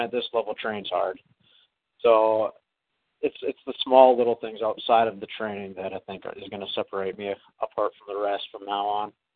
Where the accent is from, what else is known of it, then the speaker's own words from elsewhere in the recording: Green Bay, Wisconsin, United States; my hometown